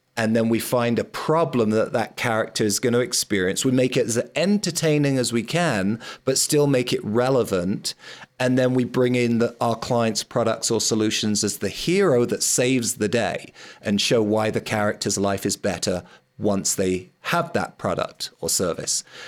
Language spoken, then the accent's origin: English; London, United Kingdom; I grew up in London